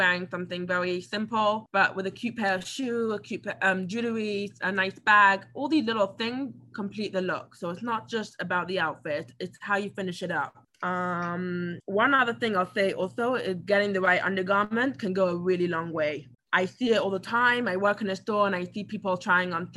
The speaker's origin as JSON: {"language": "English", "region": "England", "country": "United Kingdom", "tie": "born or raised there", "moved": "yes", "lives_now": "United States", "said": "I grew up in England"}